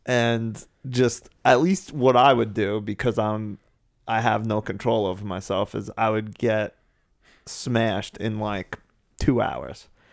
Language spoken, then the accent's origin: English; New England, United States; I kinda just look at myself as an American